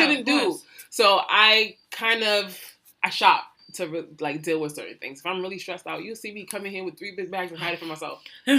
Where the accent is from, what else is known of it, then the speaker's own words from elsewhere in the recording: New York City, New York, United States; I'm from Brooklyn